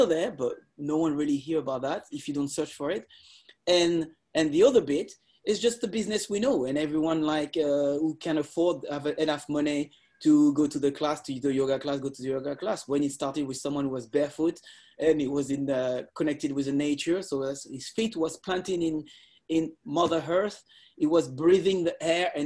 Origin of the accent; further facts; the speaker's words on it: Lisses, Île-de-France, France; I grew up in Lis